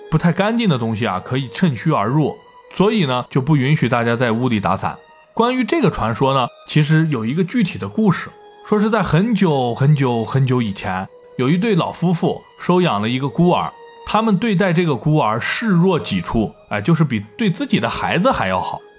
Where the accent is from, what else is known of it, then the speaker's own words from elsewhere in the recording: China; 伞最早是由我们中国人发明的，